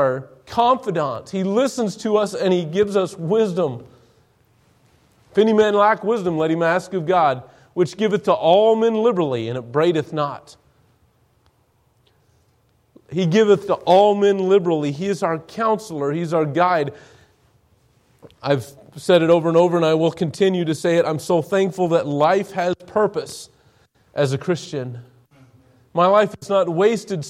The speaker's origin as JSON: {"language": "English", "town": "Douglas", "region": "Wyoming", "country": "United States", "tie": "born or raised there", "said": "my hometown. The great big town of Douglas, Wyoming, 6,000 people in the middle of nowhere"}